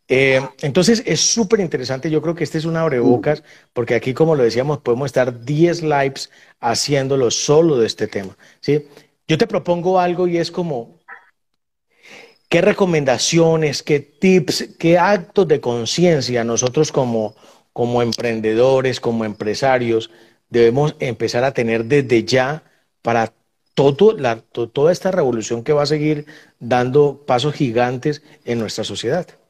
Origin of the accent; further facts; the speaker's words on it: Buenaventura, Valle del Cauca, Colombia; yo soy de Buenaventura